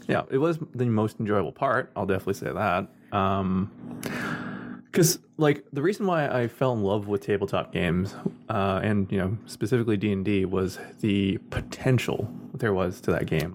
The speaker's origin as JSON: {"language": "English", "area": "Scarborough, Oshawa, Richmond Hill", "region": "Ontario", "country": "Canada", "tie": "born or raised there", "said": "I was born in Scarborough, then moved out to Oshawa for my early years"}